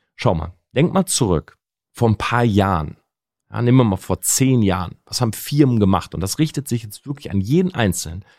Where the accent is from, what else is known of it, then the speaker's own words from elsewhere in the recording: Delmenhorst, Lower Saxony, Germany; bin groß geworden in der Stadt Delmenhorst